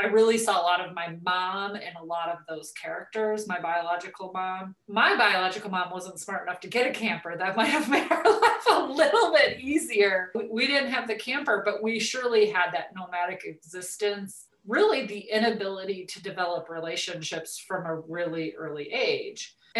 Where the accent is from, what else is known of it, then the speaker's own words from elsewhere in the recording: California, United States; also born or lived in Arizona / Nevada / Utah / Colorado; So I was born in Southern California. We lived all over Southern California, but we also lived in Arizona and Nevada and Utah and Colorado.